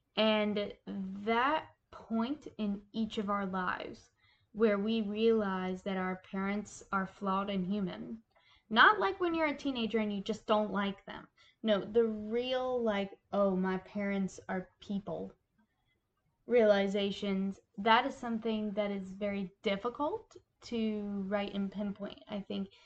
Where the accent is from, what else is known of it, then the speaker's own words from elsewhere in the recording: Appalachia, United States; as a Appalachian myself